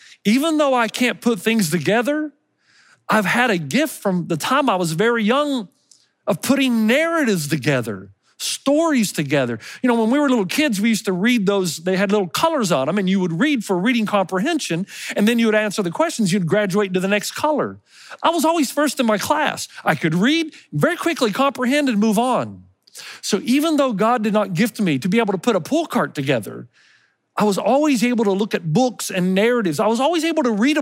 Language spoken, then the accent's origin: English; Elizabethton, Tennessee, United States; that Christmas tree that I grew up with in Elizabeth in Tennessee